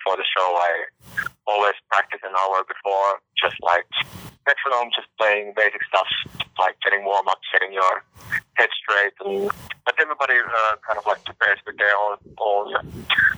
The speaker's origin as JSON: {"language": "English", "country": "Finland", "said": "We are from Finland"}